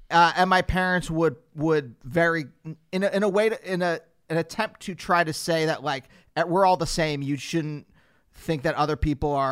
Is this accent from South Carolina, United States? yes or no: no; Pennsylvania, United States; in Pennsylvania